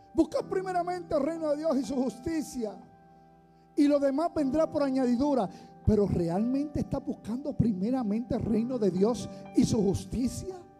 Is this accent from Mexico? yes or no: no; Puerto Rico; soy de Boriquén